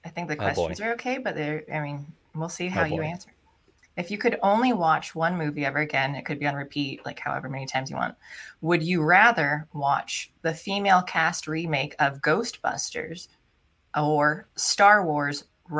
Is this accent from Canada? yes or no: no; Philippines; Because I'm Filipino and sometimes they're considered Hispanic too, but their language, because they were ruled by Spain.